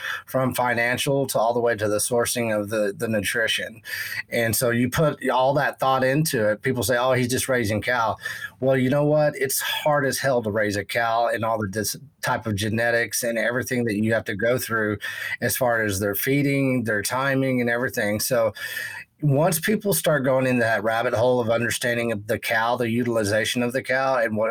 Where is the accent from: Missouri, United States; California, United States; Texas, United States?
Texas, United States; West; growing up in Texas, West Texas, and knowing cattle and agriculture